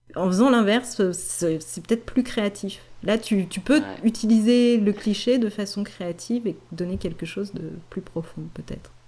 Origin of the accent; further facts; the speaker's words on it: France; on est français